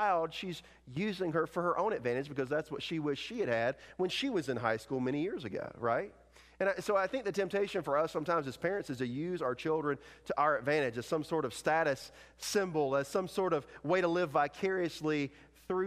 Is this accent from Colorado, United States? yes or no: no; North Carolina, United States; moved away; I am originally from North Carolina